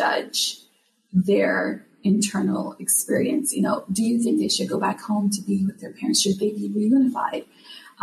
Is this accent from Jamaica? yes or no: yes; Jamaica; now in United States; I'm from Jamaica, living here in the States